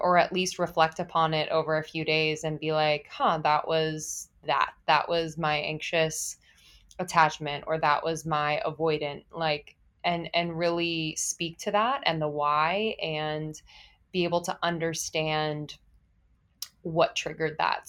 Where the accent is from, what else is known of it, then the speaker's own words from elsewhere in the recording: East Coast, United States; also born or lived in Los Angeles / New York; now in Brooklyn, United States; I grew up on the East Coast, s, and I have lived in New York before